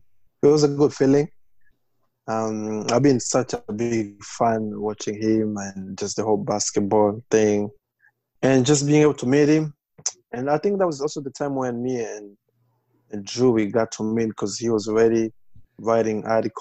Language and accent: English; Bukavu, South Kivu, DR Congo; also born or lived in Lynchburg, Virginia; now in United States; I was born in the Congo. I have 5 sisters and 3 brothers, so we are 9. And we were born in the east part of Congo, that's Bukavu, and just close to Rwanda.